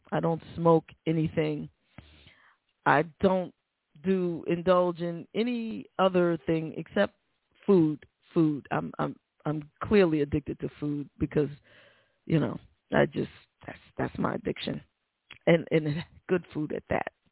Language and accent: English; New York City, New York, United States; moved away; I've been on the Cross Bronx Express back and forth all my life. I'm from the Bronx.